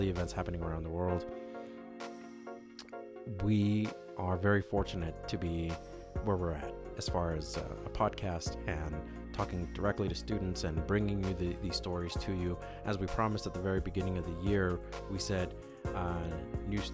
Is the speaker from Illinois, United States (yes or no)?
no; Los Angeles, California, United States; moved away; My hometown, Los Angeles